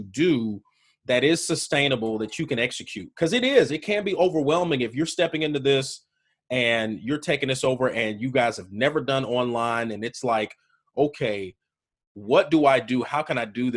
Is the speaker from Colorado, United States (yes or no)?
no; Birmingham, Alabama, United States; I am from Birmingham, Alabama.